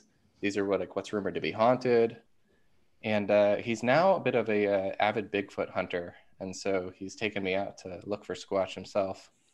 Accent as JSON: {"language": "English", "town": "Marysville", "region": "Ohio", "country": "United States", "said": "I'm from Columbus, Ohio. Well, technically Marysville, Ohio"}